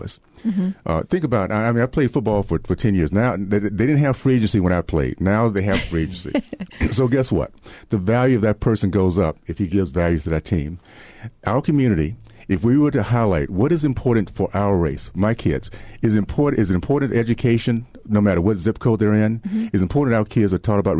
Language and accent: English; Deep South, United States; when I was growing up in the Deep South